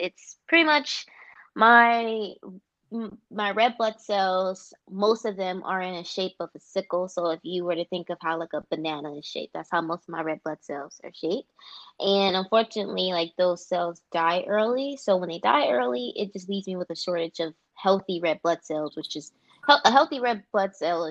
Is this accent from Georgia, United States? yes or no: yes; Atlanta, Georgia, United States; moved away as an adult; now in Washington, DC, United States; I am born and raised in Atlanta, Georgia